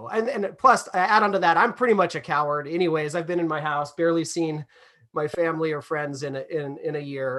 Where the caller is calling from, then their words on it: California, United States; I'm phoning in from California, kind of more progressive politically.